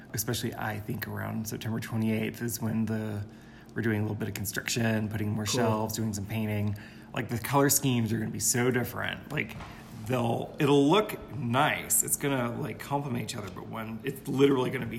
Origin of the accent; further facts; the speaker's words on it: Virginia, United States; also born or lived in San Francisco, California / Big Sur, California; now in Taos, United States